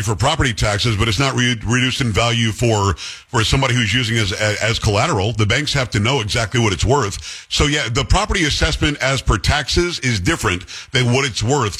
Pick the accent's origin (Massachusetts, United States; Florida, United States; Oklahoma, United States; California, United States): Florida, United States; Palm Beach County; moved away; I'm from Palm Beach County